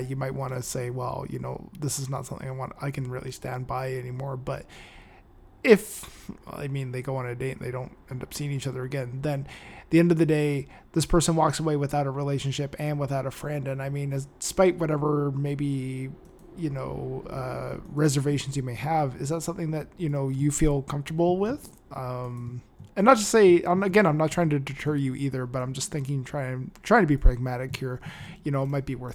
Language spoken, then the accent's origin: English; Canada; I'm Canadian